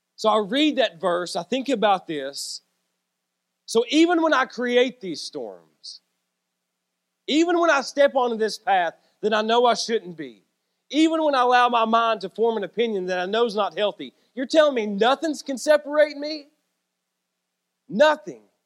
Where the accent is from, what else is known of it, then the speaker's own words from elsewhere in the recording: Norris/Clinton exit on I-75, near Knoxville, Tennessee, United States; It's my hometown. It's my stomping grounds. It's where I'm from.